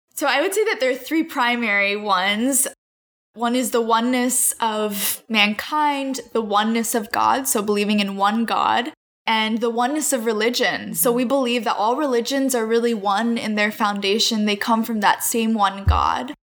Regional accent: Northern Virginia, United States; also born or lived in Haifa, Israel; I grew up in the Washington, D.C. area in Northern Virginia

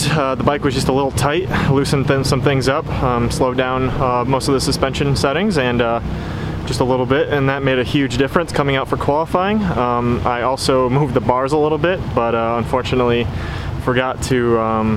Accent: Michigan, United States; I'm from Michigan

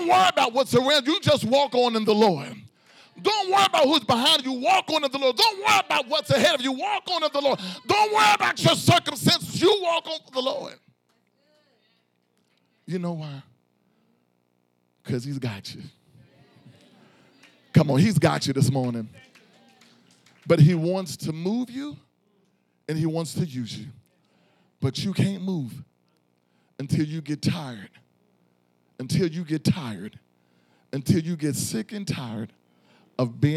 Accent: Philadelphia, Pennsylvania, United States; I'm from South Philly

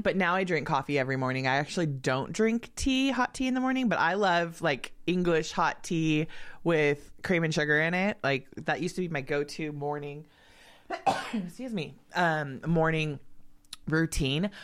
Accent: Los Angeles, California, United States; moved away; also born or lived in Truckee; I grew up in L A. There was never snow.

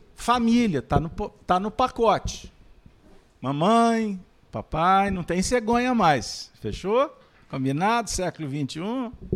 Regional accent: Pedro Leopoldo, Minas Gerais, Brazil; nasci em Pedro Leopoldo, terra do Chico

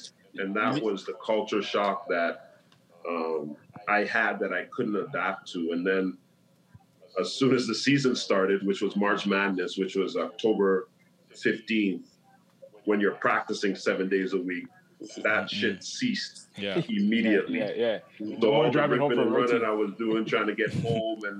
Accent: Toronto, Ontario, Canada; born or raised there

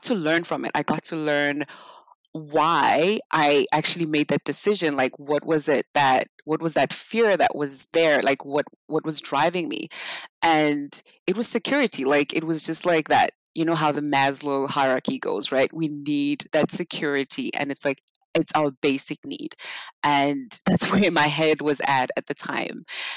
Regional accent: South Africa; moved away; I'm from South Africa. So back in South Africa, we grew up really poor

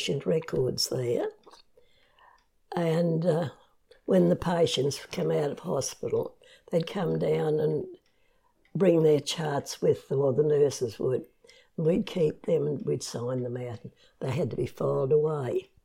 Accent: Comet, Queensland, Australia; also born or lived in Rockhampton, Queensland / Barcaldine, Queensland; I was born in Rocky, grew up in Comet, and went to school there, for primary school

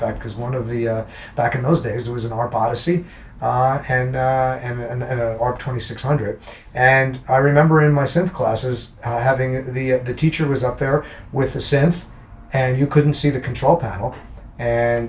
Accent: New Jersey, United States; I grew up in New Jersey, and when I was a kid, I used to go to concerts at Madison Square Garden

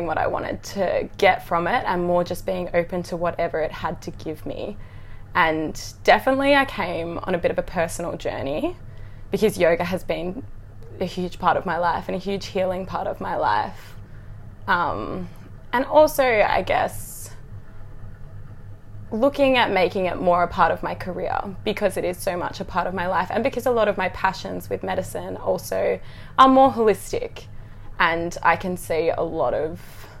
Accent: Gold Coast, Queensland, Australia; I'm from the Gold Coast in Australia

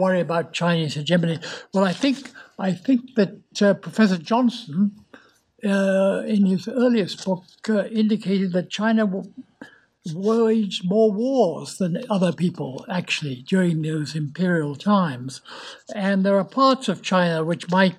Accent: United Kingdom; as we British know

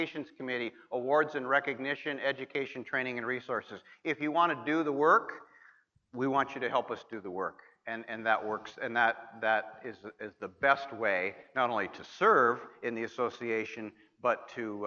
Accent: Montana, United States; My home state of Montana

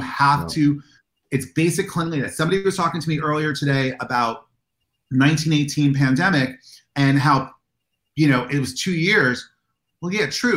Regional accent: United States; I'm an American

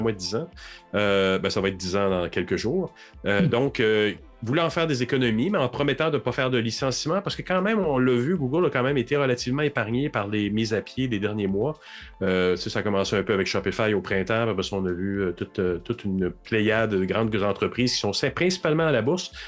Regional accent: Montreal, Quebec, Canada; je suis un Montréalais

